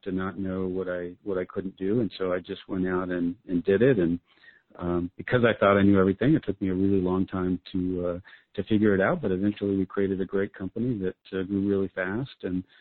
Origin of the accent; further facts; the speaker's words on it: Albuquerque, New Mexico, United States; my hometown of Albuquerque, New Mexico